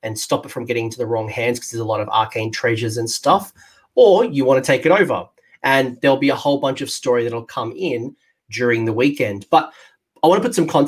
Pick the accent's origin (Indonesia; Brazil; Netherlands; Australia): Australia; being Australian, who is essentially half American, half English